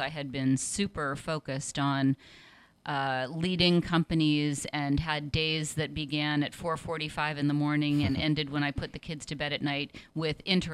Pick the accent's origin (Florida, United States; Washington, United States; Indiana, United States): Washington, United States; Seattle; also born or lived in New York City; now in San Francisco, United States; I'm originally from Seattle.